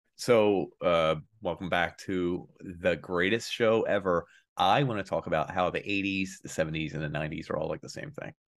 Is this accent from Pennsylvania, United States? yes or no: yes; Philadelphia, Pennsylvania, United States; I'm more Philly than him, too